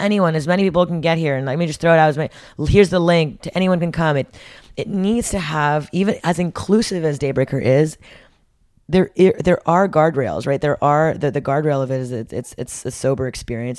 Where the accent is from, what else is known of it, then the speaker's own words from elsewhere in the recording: Montreal, Quebec, Canada; growing up in Montreal, Canada